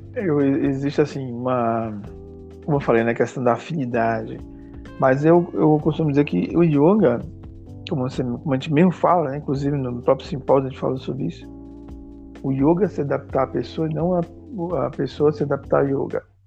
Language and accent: Portuguese; Salvador, Bahia, Brazil; da periferia de Salvador, da minha terra